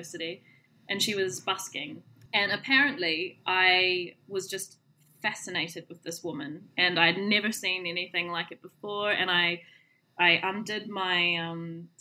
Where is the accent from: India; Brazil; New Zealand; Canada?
New Zealand; first language English; moved away as an adult; now in United Kingdom; I was born in New Zealand and grew up with it as my primary culture and English as my first language.